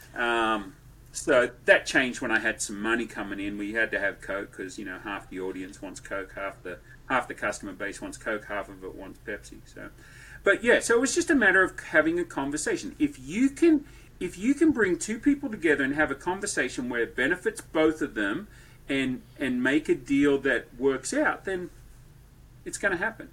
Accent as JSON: {"language": "English", "country": "Australia", "tie": "born or raised there", "also_born_or_lived": "Wichita, Kansas / Bowling Green", "moved": "as an adult", "lives_now": "Franklin, United States", "said": "Born and raised in Australia"}